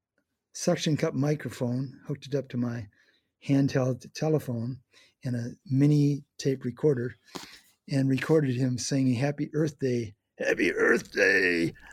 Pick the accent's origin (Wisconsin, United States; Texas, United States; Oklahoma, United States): Wisconsin, United States; Eau Claire; moved away as an adult; also born or lived in Milwaukee, Wisconsin; now in San Francisco, United States; I was visiting my home in Eau Claire, Wisconsin